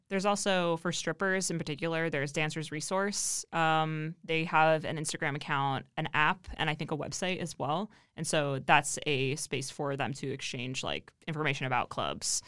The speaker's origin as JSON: {"language": "English", "region": "Ohio", "country": "United States", "said": "I'm from Ohio"}